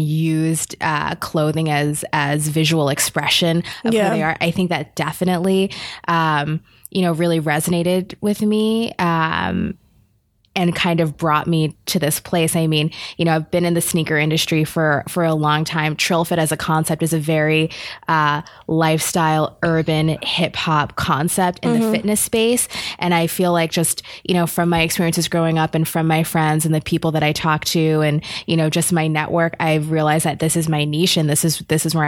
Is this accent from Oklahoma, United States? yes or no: no; New York City, New York, United States; also born or lived in Jamaica (ancestry); now in Boston, United States; I'm from New York. I'm from the Bronx